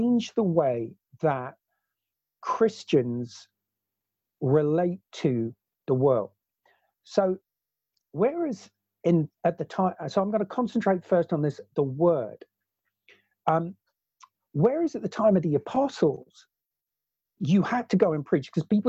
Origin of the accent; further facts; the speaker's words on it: Oxford, South East England, United Kingdom; moved away as an adult; also born or lived in New Zealand / Africa; as a kid growing up as a teenager growing up in Oxford